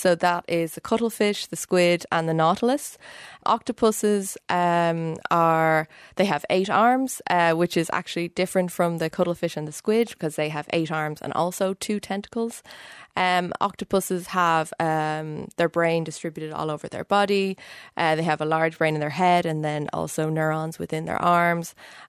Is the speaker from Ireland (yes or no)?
yes; Dublin, Leinster, Ireland; moved away as an adult; now in Cambridge, United Kingdom; Yeah, so I'm Irish. I've lived in Dublin until I finished my PhD. I did my PhD in UCD, where I was studying the evolution of nervous systems in a jellyfish-type creature. And then I moved to Cambridge 4 years ago